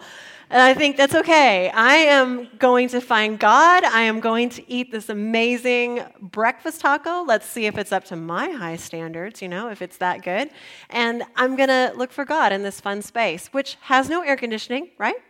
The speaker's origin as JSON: {"language": "English", "town": "San Antonio", "region": "Texas", "country": "United States", "tie": "born or raised there", "also_born_or_lived": "Spicewood, Texas", "said": "I grew up in San Antonio, early adopter of the breakfast taco"}